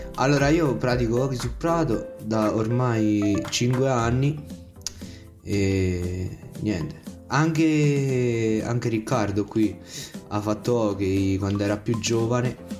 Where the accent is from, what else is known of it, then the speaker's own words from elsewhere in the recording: Avezzano, Abruzzo, Italy; vengo da Avezzano